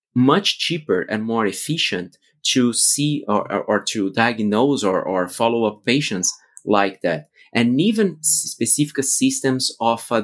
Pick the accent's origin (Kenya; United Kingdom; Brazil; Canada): Brazil; moved away as an adult; also born or lived in Austin, United States / Europe; as I'm from Brazil